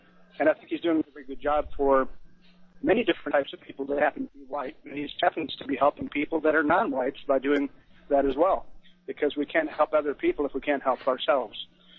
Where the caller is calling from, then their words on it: Texas, United States; also born or lived in California; I'm calling from Texas. I have a California number.